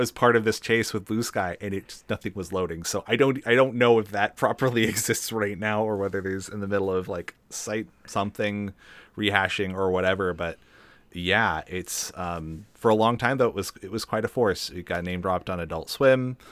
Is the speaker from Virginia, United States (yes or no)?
no; Seattle, Washington, United States; growing up in Seattle